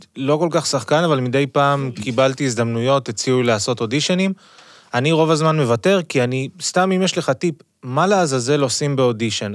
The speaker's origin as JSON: {"language": "Hebrew", "country": "France", "tie": "born or raised there", "moved": "yes", "lives_now": "Israel", "said": "אני גדלתי בצרפת, אז אני קצת מכיר את התרבות הצרפתית, ואז עליתי לישראל"}